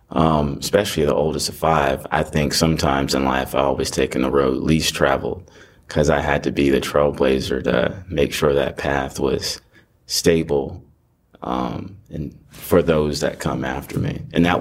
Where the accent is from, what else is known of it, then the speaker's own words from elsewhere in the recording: Cincinnati, Ohio, United States; born there; now in Gwinnett County, United States; I'm a 17-year resident of Gwinnett County. Proud graduate of Duluth High School. I'm originally from Ohio, born in Cincinnati, Ohio.